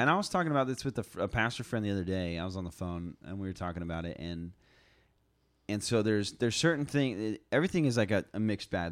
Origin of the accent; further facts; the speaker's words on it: United States; as Americans, especially as American Christians